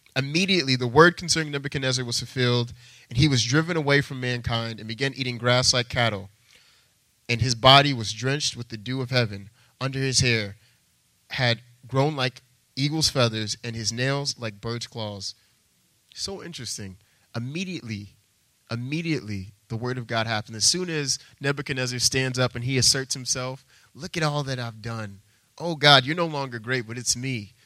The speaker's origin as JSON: {"language": "English", "region": "Texas", "country": "United States", "moved": "as an adult", "lives_now": "Boston, United States", "said": "I'm actually not from Boston, I'm from Texas"}